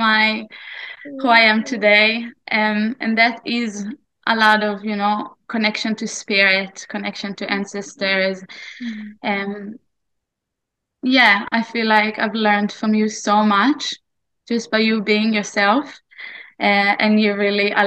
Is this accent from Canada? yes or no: no; Israel; moved away as an adult; also born or lived in New Zealand / Australia; I was born in Israel 34 years ago, and I was here growing up in this land called Israel and everything that that means, until I was 21